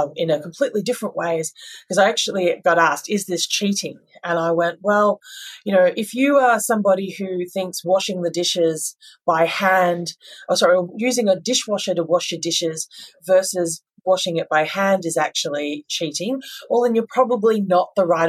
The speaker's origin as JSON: {"language": "English", "country": "Australia", "said": "as Aussies"}